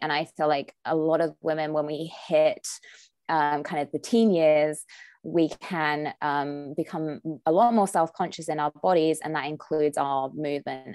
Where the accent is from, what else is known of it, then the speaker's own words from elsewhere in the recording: United Kingdom; moved away as an adult; now in Southern California, United States; when I first moved to Southern California, I'm British